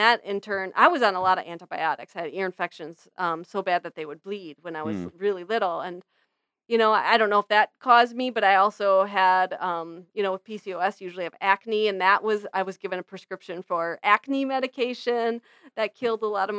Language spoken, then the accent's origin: English; Medford, Wisconsin, United States; I grew up in Medford, Wisconsin, which is where Tombstone Pizza was invented.